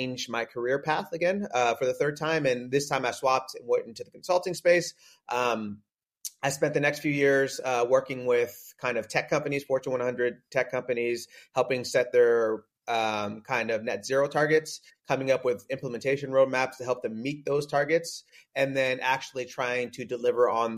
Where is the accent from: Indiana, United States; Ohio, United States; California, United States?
California, United States; Northern; also born or lived in San Diego; I'm originally from Northern California